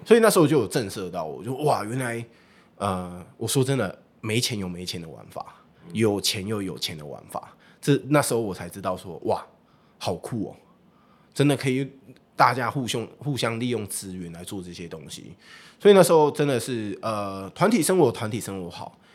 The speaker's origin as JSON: {"language": "Chinese", "region": "Taichung", "country": "Taiwan", "tie": "born or raised there", "also_born_or_lived": "Changhua", "said": "我自己本身是彰化人啊。对，彰化人，那我从小就在台中念书，所以我对于台中这个区域我比较了解"}